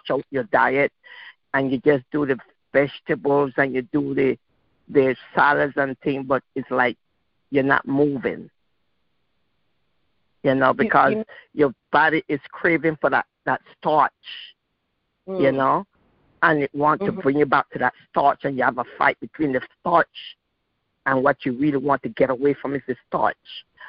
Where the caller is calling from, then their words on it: Portsmouth, Virginia, United States; I'm calling from Portsmouth, Virginia.